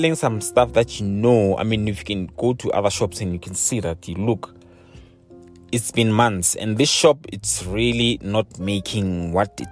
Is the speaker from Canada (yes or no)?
no; South Africa